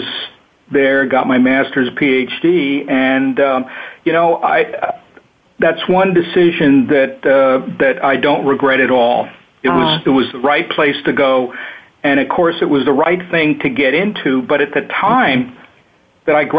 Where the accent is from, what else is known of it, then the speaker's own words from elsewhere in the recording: New York City, New York, United States; moved away as an adult; also born or lived in Nevada / Arizona / New Mexico; now in Willamette Valley, Oregon, United States; I grew up on the East Coast, New York City area, and have spent most of my life, though, in the Western, or virtually all my adult life in the Western United States